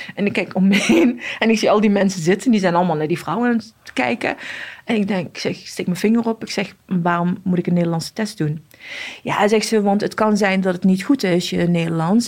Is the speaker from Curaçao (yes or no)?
no; Morocco; also born or lived in Casablanca; now in Netherlands; ik ben opgegroeid in Marokko. opgevoed door mijn oma en tantes en ooms van mijn vader